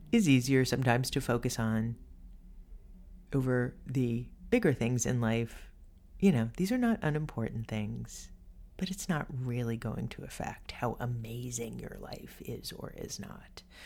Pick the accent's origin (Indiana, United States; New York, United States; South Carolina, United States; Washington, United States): New York, United States; New York City; I grew up in Co-op City, this big apartment complex